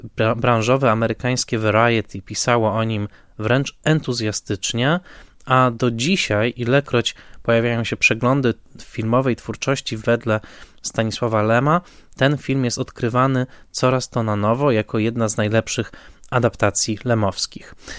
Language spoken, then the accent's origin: Polish; Tarnowskie Góry, Silesian Voivodeship, Poland; Ja natomiast jestem urodzony w Tarnowskich Górach e, w roku 1982